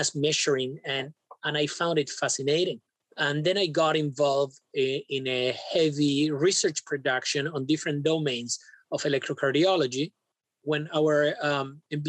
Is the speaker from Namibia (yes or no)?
no; Buenos Aires, Argentina; moved away as an adult; also born or lived in Spain / Canada; I was born in Buenos Aires, Argentina, where I did my med school, my training in internal medicine and cardiology, my fellowship in EP